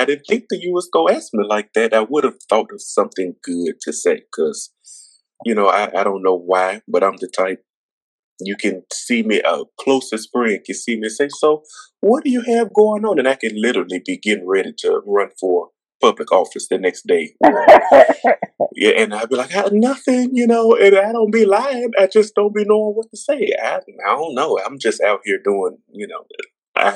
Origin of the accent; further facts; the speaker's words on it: Mississippi, United States; moved away; I was living in Mississippi. I would be out in my hometown where I was living at the time